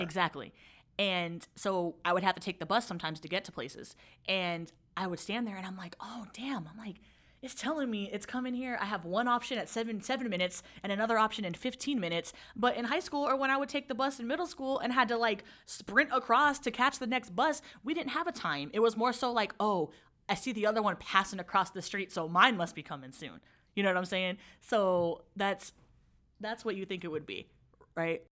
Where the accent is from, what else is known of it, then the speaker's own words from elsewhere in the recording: San Francisco, California, United States; grew up in San Francisco, from San Francisco, born and raised